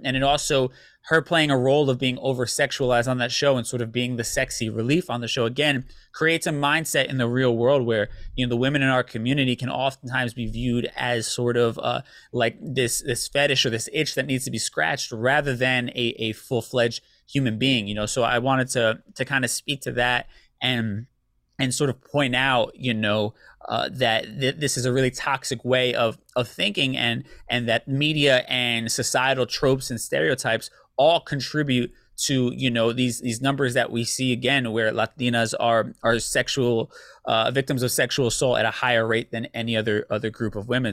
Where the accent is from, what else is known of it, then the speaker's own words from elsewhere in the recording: United States; we're also Americanized because we grew up here in the States, right? So for me, my family would, would clown me back in Puerto Rico